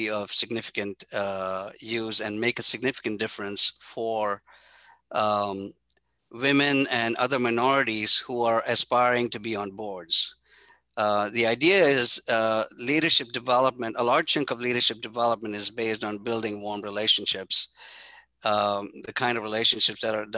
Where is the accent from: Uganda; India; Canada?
India; I grew up in India with a very humble family